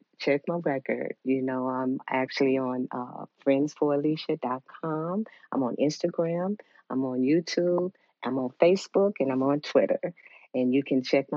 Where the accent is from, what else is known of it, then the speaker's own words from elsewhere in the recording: Chicago, Illinois, United States; moved away as an adult; now in Georgia, United States; I'm originally from Chicago, so I was working in Chicago before I came to Georgia